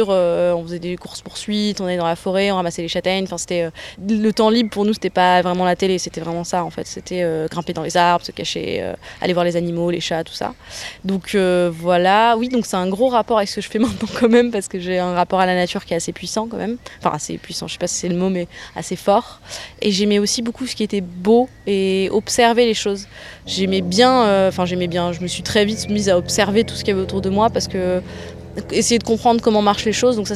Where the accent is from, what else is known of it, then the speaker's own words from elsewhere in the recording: Auvergne-Rhône-Alpes, France; born there; Je suis née en Ardèche hein, dans les années 80. 90, 93.